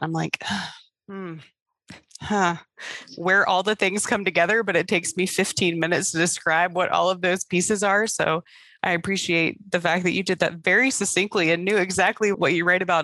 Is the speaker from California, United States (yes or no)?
no; Hampton Roads, Virginia, United States; accent: Southern; I'm from Hampton Roads area of Virginia, so the accents are very similar